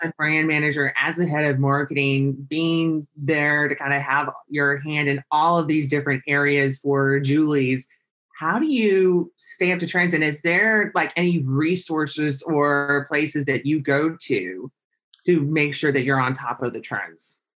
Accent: San Luis Obispo, California, United States; I grew up in California, San Luis Obispo

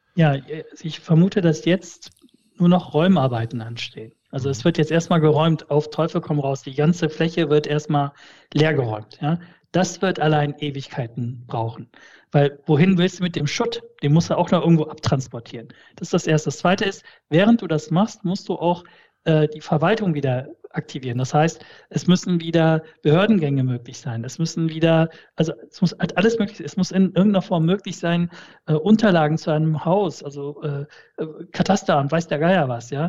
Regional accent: the Ruhr area, North Rhine-Westphalia, Germany; German is a second language; also born or lived in Malatya, Turkey / Essen, Germany; ich komme aus dem Pott

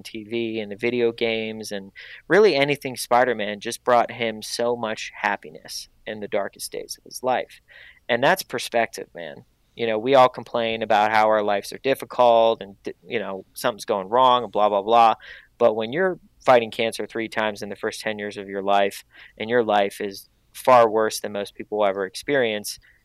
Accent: Pittsburgh, Pennsylvania, United States; now in Los Angeles, United States; I'm from Pittsburgh. I'm from a blue collar town

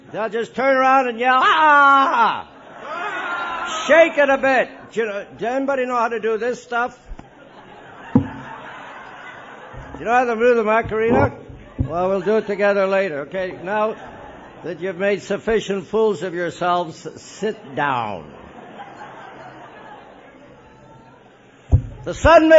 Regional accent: Montreal, Quebec, Canada; I was born in Montreal

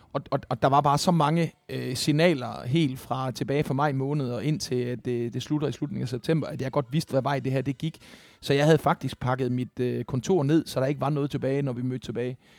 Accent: Esbjerg, Southern Denmark, Denmark; i Esbjerg, hvor jeg voksede op

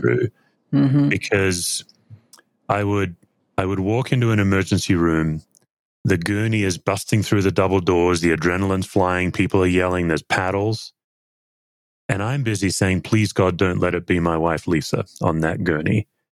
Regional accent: Australia; accent: Aussie; my Aussie accent

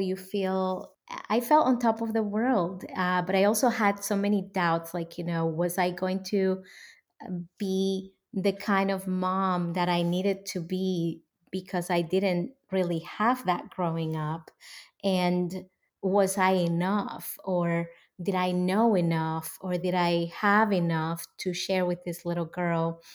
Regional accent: Dominican Republic; moved away as an adult; now in United States; I was born and raised in the Dominican Republic.

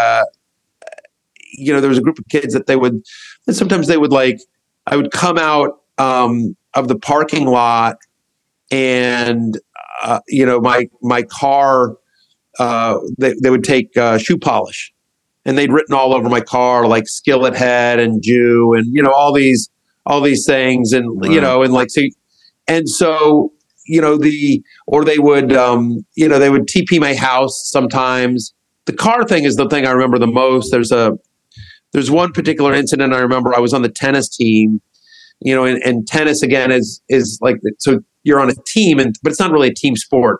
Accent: College Station, Texas, United States; So I grew up in a town called College Station, Texas

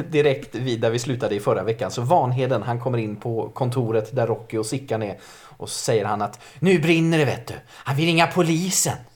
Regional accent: Gävleborg County, Sweden; jag ska kanske också dyka in med att jag är född och uppvuxen utanför Gävle och det är så intressant när man träffar söderlänningar som frågar var jag kommer ifrån. Då säger jag Gävle.

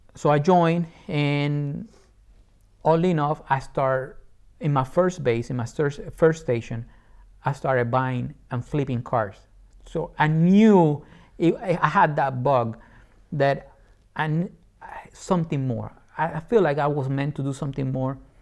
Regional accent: Puerto Rico; English is a second language; moved away as an adult; also born or lived in England; Born and raised in Puerto Rico, I love my island.

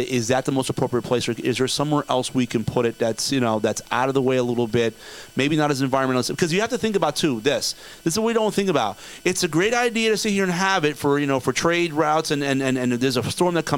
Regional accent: New Jersey, United States; now in Florida, United States; I'm from New Jersey, born and raised, Jersey kid here

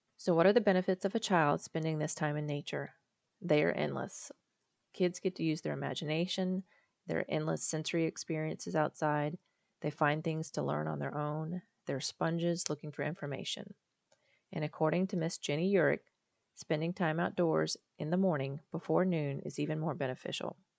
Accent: Charleston, South Carolina, United States; also born or lived in Florida; now in Virginia, United States; I'm from Charleston, South Carolina, and before that, Florida

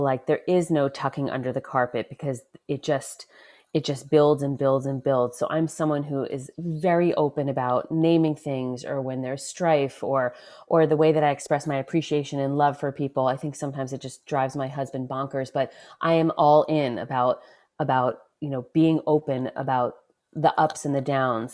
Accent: Westchester, New York, United States; first in Westchester, New York

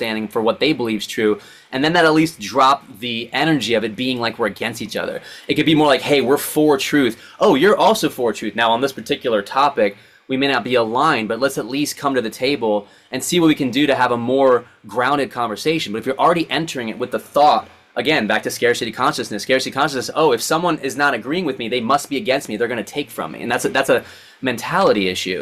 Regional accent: Maryland, United States; moved away as an adult; now in Los Angeles, United States; We grew up on the East Coast together in Maryland

